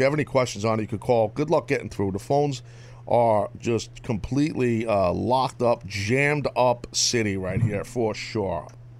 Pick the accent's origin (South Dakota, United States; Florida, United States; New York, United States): New York, United States; New York City; I cannot lose the belt in New York City because I'm from New York.